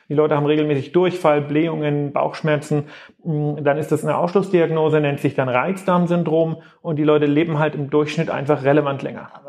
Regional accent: Greiz, Thuringia, Germany; Nein, also ähm, ich komme komm aus dem Osten, ich komme aus Thüringen.

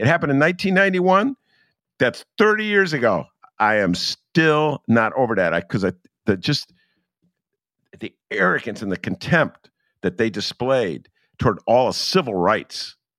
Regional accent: Evanston, Illinois, United States; Evanston, my hometown. I went to Evanston High School. Yes, I did. I graduated from Evanston High School.

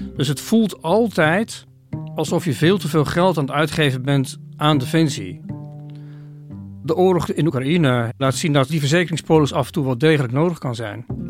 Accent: Oirschot, North Brabant, Netherlands; moved away; Ik heb in mijn kindertijd een aantal jaren in Oorschot gewoond

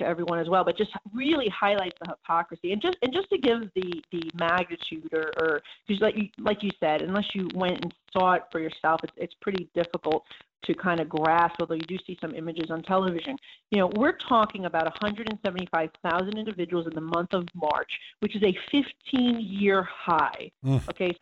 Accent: New York, United States; I'm from New York

